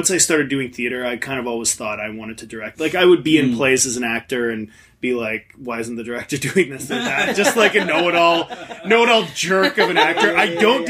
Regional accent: Niagara Falls, Ontario, Canada; I grew up in Niagara Falls, which had like no theater infrastructure.

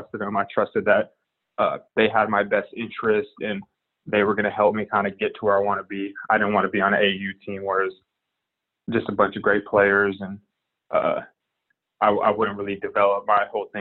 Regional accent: Seattle, Washington, United States; growing up in Seattle and playing in that league

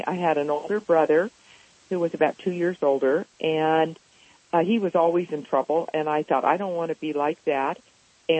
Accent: Los Angeles, California, United States; I grew up actually in Los Angeles in a loving family.

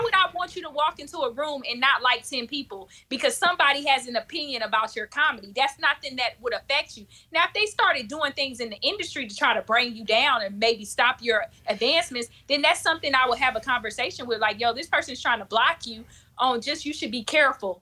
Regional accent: South Florida, United States; moved away; also born or lived in Michigan; I'm from South Flor-, Florida

